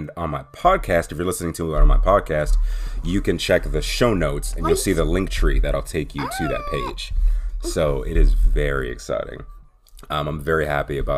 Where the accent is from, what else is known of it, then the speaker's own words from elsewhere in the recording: Pittsburgh, Pennsylvania, United States; my hometown, Pittsburgh